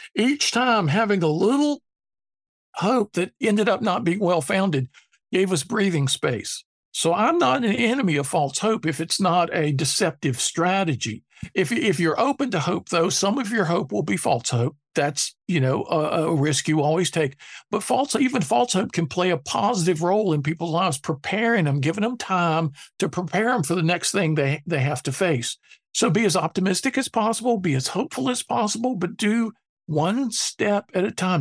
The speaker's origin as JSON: {"language": "English", "town": "Durham", "region": "North Carolina", "country": "United States", "tie": "born or raised there", "said": "growing up in Durham, North Carolina"}